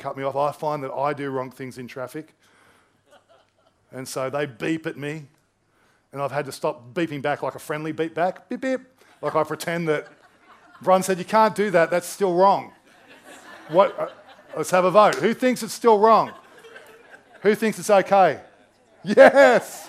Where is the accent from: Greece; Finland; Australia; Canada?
Australia; I'm Australian